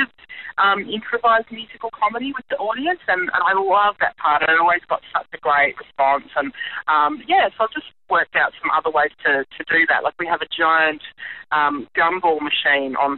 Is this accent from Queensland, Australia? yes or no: yes; Brisbane, Queensland, Australia; my hometown in Brizzy